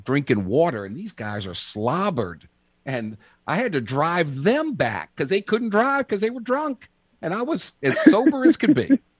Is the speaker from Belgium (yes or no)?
no; New Orleans, Louisiana, United States; I'm from New Orleans and I was skin and bone.